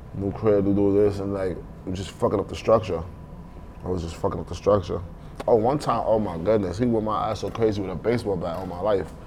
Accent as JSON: {"language": "English", "town": "New York City", "region": "New York", "country": "United States", "tie": "born or raised there", "said": "Growing up in Brooklyn, bro, that shit taught me a lot."}